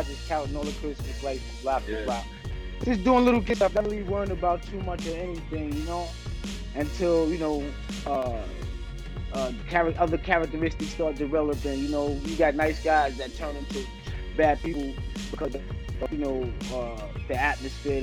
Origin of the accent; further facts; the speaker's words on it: New York City, New York, United States; growing up in QB was a lot of fun